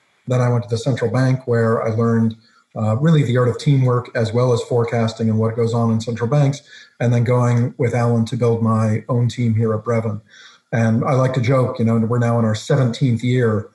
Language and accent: English; West Coast, United States; now in Phoenix, United States; I grew up on the West Coast